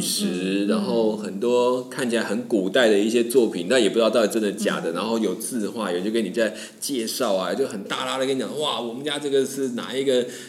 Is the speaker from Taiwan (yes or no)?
yes; Taiwan; 他就知道说我是台湾来